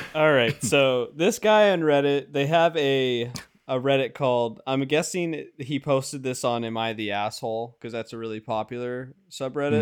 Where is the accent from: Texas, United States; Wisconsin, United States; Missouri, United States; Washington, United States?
Washington, United States; I'm from Washington, so it's c, f, somewhat local.